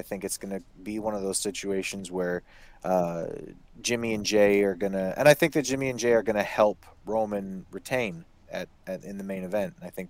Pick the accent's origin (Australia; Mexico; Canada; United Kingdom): Canada; accent: Canadian; moved away; also born or lived in California; I used to get that all the time when I lived in California. People would say, oh, where are you from? I'd say, I'm from Canada.